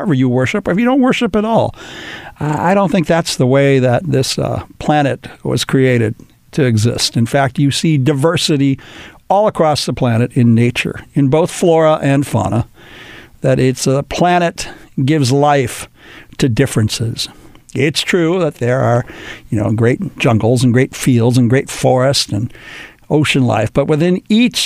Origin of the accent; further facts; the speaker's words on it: Los Angeles, California, United States; my hometown, born and raised here in Los Angeles